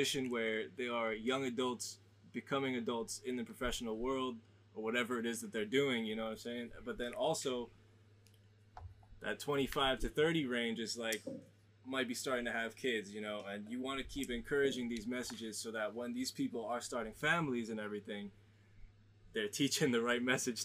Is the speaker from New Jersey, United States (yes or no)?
yes; New Jersey, United States; moved away; I grew up in the States, I grew up in Jersey